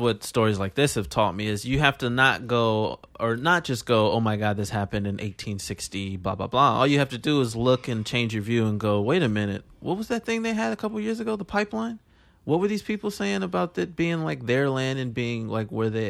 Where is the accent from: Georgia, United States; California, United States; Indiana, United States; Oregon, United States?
California, United States; I'm from California.